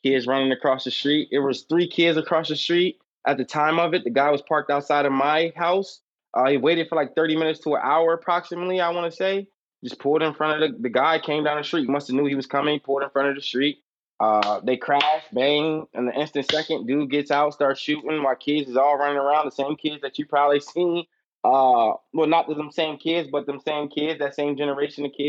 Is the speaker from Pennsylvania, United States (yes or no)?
yes; Harrisburg, Pennsylvania, United States; I'm a real uptown kid. I never left.